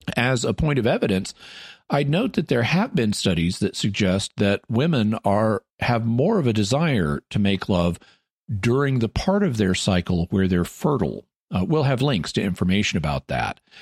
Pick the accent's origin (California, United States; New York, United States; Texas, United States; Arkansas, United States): Arkansas, United States; moved away; my hometown in Arkansas, which I was considering moving back